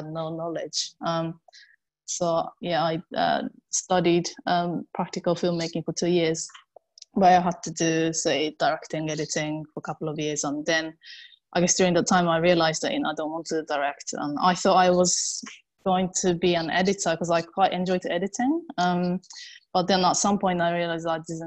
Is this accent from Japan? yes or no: yes; Japan; English is a second language; moved away as an adult; now in London, United Kingdom; I'm originally from Japan. I live in London now